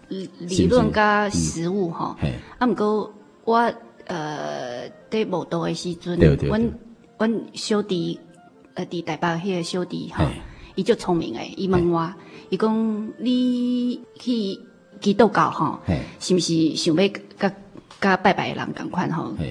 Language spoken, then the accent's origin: Chinese; Kaohsiung, Taiwan; 我是高雄的。